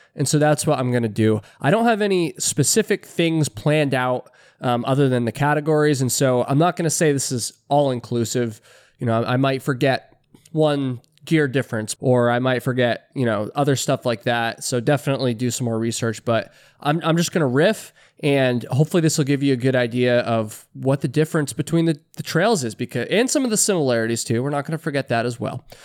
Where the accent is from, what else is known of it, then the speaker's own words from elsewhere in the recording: Vermont, United States; I'm an East Coaster myself. I'm from Vermont.